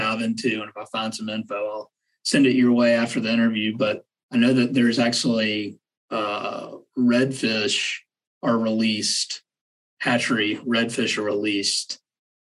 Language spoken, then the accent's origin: English; Georgia, United States; also born or lived in Wyoming; I'm from Georgia